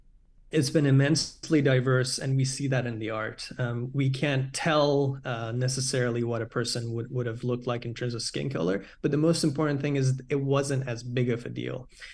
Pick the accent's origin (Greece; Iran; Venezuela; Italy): Iran; from the cartoons I grew up watching in Iran